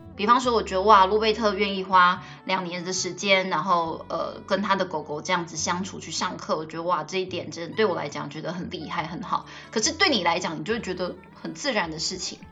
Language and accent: Chinese; Taiwan; first language Taiwanese Hokkien; Chinese is a second language; 我一开始只会讲台语，所以我的母语算是台语